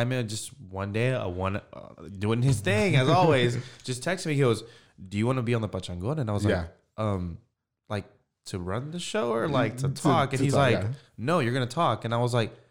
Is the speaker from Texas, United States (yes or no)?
yes; Clifton, Texas, United States; now in Waco, United States; I grew up in Clifton, Texas